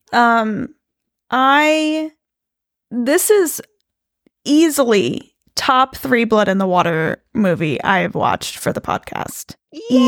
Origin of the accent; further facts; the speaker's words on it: United States; I'm American